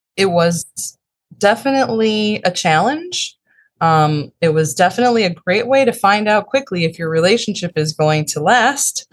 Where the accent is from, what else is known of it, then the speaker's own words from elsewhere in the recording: Chicago, Illinois, United States; I grew up in the northern suburbs of Chicago and, uh, lived there in pretty much my whole life